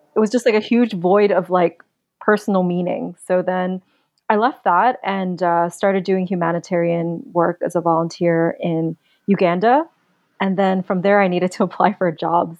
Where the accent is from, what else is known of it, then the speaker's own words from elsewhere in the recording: New York City, New York, United States; moved away; I grew up in Queens